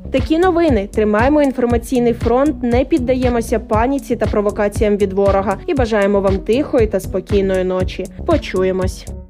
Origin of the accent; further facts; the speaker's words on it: Ukraine; Ми з України